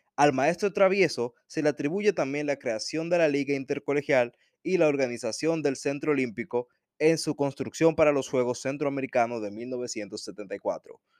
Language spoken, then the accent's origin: Spanish; Dominican Republic